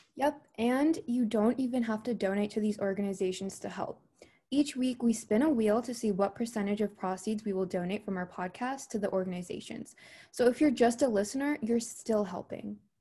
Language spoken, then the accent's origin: English; Maryland, United States; I am from Maryland in the U S.